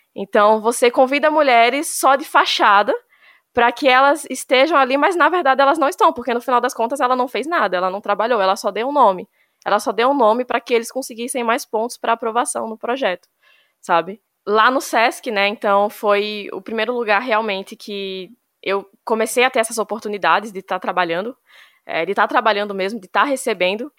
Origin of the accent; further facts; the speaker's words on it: Juazeiro, Bahia, Brazil; also born or lived in São Paulo; Eu nasci em São Paulo, eu vim para cá é, para a região do Vale de São Francisco, para Juazeiro especificamente, com sete anos de idade